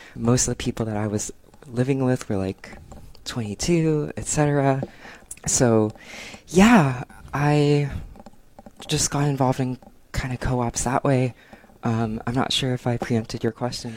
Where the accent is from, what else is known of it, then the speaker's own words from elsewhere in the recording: San Gabriel Valley, California, United States; also born or lived in Berkeley; now in Los Angeles, United States; I'm from the San Gabriel Valley, which is kind of like a suburb outside of LA.